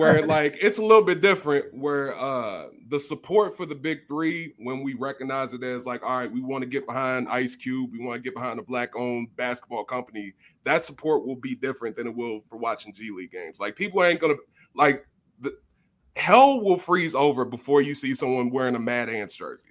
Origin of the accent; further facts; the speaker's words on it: Louisville, Kentucky, United States; I'm from Louisville